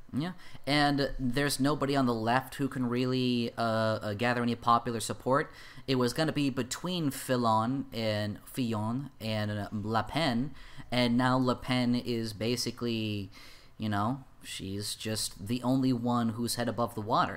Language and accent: English; United States; I'm an American